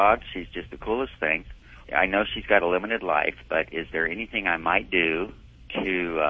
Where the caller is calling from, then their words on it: Kamiah, Idaho, United States; Kamiai, Idaho.